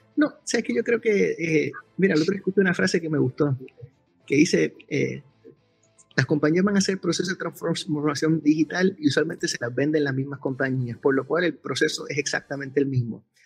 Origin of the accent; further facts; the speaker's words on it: Puerto Rico; soy de Puerto Rico